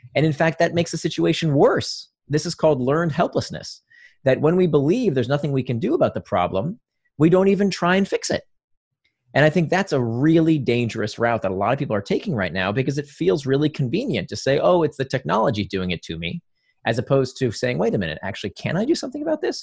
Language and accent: English; Orlando, Florida, United States; also born or lived in Israel; I grew up in Or, near Orlando, a suburb of Orlando.